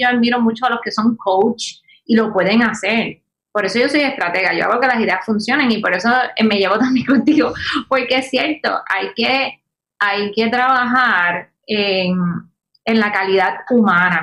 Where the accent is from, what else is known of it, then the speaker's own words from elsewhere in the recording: Puerto Rico; como buena puertorriqueña